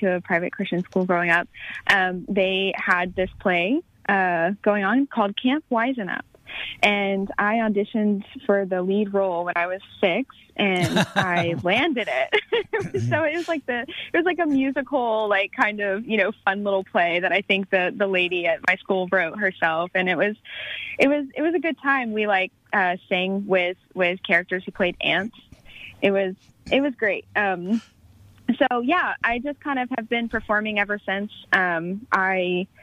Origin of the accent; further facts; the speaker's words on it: Douglasville, Georgia, United States; I grew up in Douglasville, Georgia